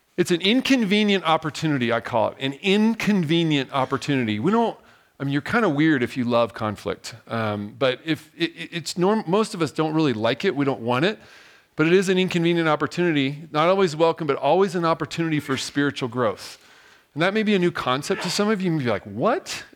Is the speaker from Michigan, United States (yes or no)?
no; Diamond Bar, California, United States; moved away as an adult; I'm actually originally from Southern California, a little place called Diamond Bar, and, uh, grew up there